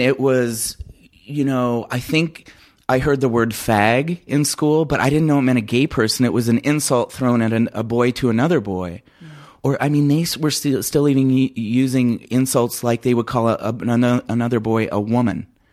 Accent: Phoenix, Arizona, United States; also born or lived in Crenshaw, California; my mom moved me to Phoenix, Arizona when I was very young, so I feel like I'm a native of Phoenix. Um, I've spent all my life there

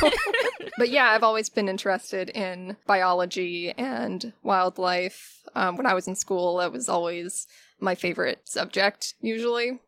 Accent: Pinellas County, Florida, United States; I was born and raised in Pinellas County, Florida

